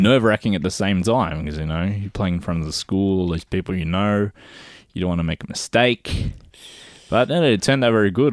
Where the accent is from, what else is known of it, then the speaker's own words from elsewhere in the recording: Melbourne, Victoria, Australia; I grew up fr-, in the western suburbs of Melbourne